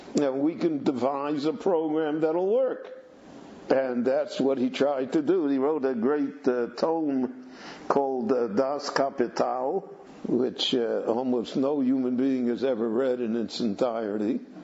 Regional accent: Chicago, Illinois, United States; moved away; when I grew up in Chicago

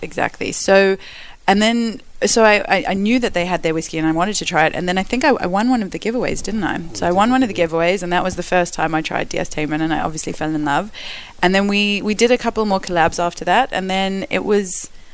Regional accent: Perth, Western Australia, Australia; moved away as an adult; also born or lived in South Africa / Melbourne, Australia; now in London, United Kingdom; I grew up in Perth, Australia. Australia

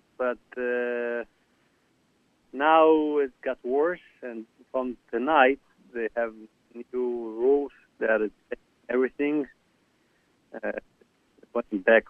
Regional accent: Israel; now in South Korea; I was born in Israel.

